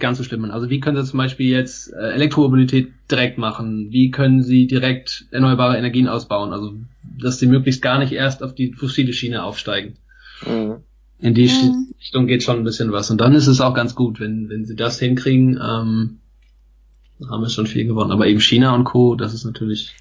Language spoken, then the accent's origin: German; Germany; hier bei uns in Deutschland